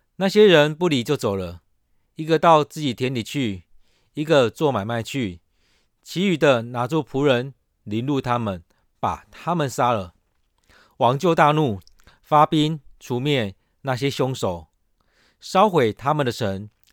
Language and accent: Chinese; Taiwan; 我们台湾人